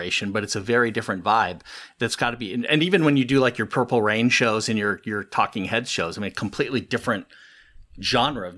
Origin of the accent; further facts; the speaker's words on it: Los Angeles, California, United States; I grew up in Southern California, the San Fernando Valley